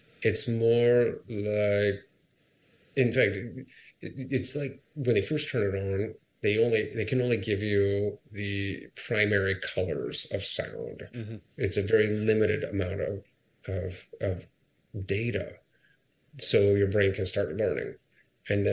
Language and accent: English; Akron, Ohio, United States; moved away; I ran my hometown marathon in Akron, Ohio